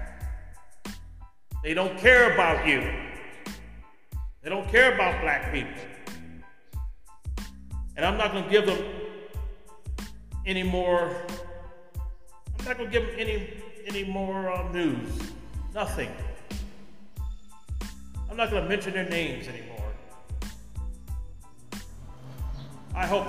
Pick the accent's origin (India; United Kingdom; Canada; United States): United States; California; moved away; California, right now my home state.